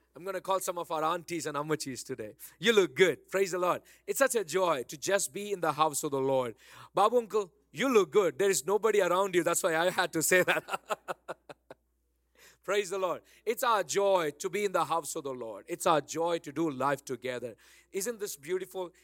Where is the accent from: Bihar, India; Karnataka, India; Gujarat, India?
Karnataka, India; Bangalore; accent: Bangalore; now in Dallas, United States; my original Bangalore, na, my Bangalore accent